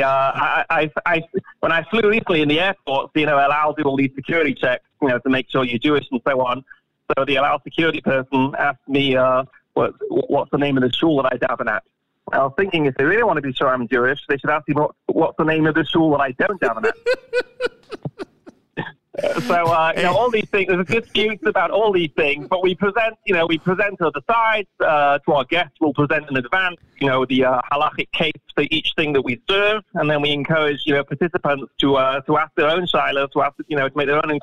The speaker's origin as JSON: {"language": "English", "town": "Manchester", "region": "North West England", "country": "United Kingdom", "said": "I'm from Manchester, England"}